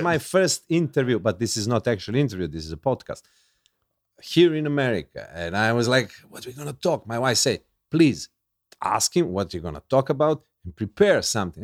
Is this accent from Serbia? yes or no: yes; Serbia; English is a second language; I'm from Yugoslavia. We watched American movies